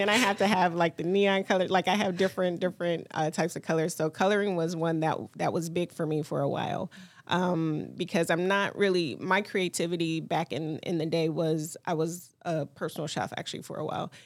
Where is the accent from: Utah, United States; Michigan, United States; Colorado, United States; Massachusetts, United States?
Michigan, United States; Detroit; I grew up in Detroit. I grew up seven mile south field area. I went to Detroit Public Schools.